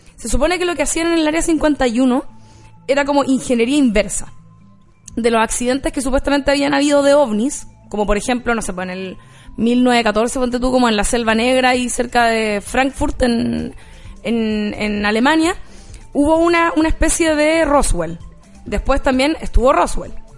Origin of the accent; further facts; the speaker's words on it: Rancagua, O'Higgins, Chile; yo cuando era chica en Rancagua